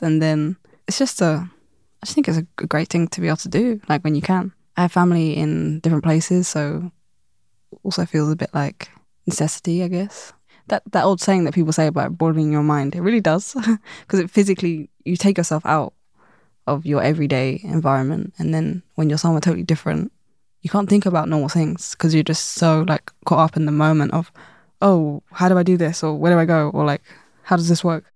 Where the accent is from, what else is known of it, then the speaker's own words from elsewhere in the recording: London, United Kingdom; growing up in London